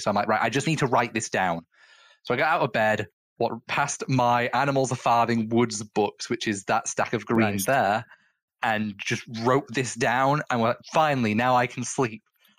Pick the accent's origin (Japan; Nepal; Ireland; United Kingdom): United Kingdom; England; that the fact that I was born into the European Union now doesn't matter. I am no longer European. I am just English.